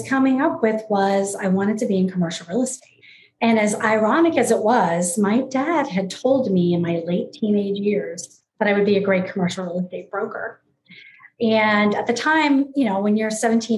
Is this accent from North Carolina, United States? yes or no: no; New Orleans, Louisiana, United States; moved away as an adult; also born or lived in Gainesville, Florida / West Coast of Florida; I was born and raised in New Orleans, Louisiana.